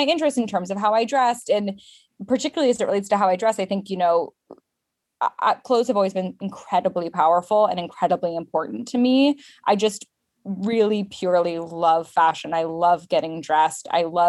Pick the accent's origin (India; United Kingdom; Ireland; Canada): United Kingdom; London; also born or lived in Japan; So I was born in London and then we lived in Japan for a bit. But the bulk of my life was spent in the UK. And my parents are American, hence the no accent.